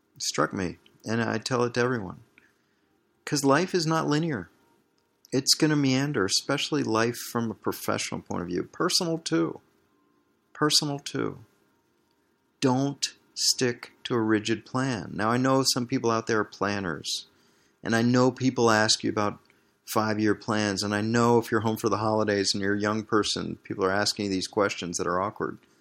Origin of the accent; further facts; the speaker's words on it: Washington, District of Columbia, United States; moved away as an adult; also born or lived in Barcelona, Spain / Green Bay, Wisconsin; growing up in Washington, D C